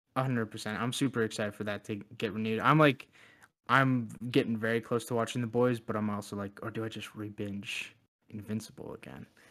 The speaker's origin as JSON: {"language": "English", "country": "Canada", "said": "as a Canadian"}